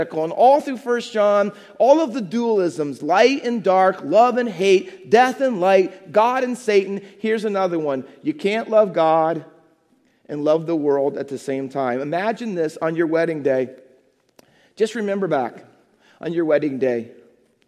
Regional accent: Midwest, United States; moved away as an adult; also born or lived in England; now in New Jersey, United States; I was from the Midwest

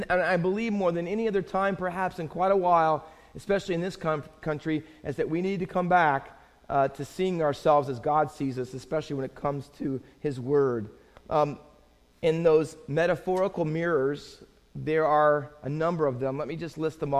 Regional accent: Findlay, Ohio, United States; I grew up in Findlay, Ohio, mostly town of about 40,000

